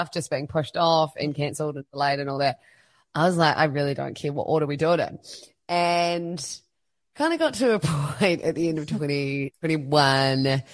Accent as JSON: {"language": "English", "town": "Christchurch", "region": "Canterbury", "country": "New Zealand", "also_born_or_lived": "Melbourne, Australia", "moved": "as an adult", "said": "I am originally from Christchurch, New Zealand"}